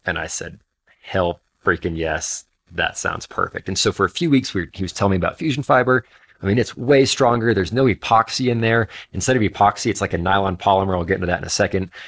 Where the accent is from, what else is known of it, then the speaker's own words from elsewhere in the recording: Alaska, United States; moved away; I grew up in Alaska